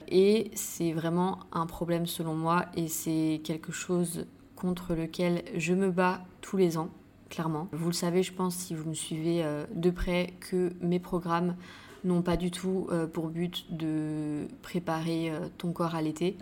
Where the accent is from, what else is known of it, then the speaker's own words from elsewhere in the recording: St. Barthélemy; now in Bali, Indonesia; Saint-Barth, c'est là d'où je viens, c'est là euh, où j'ai grandi